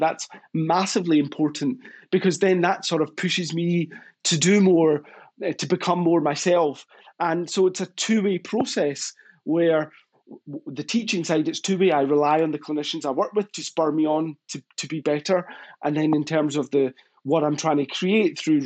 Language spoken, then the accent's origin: English; Glasgow, Scotland, United Kingdom; accent: Scottish; where I grew up in Glasgow.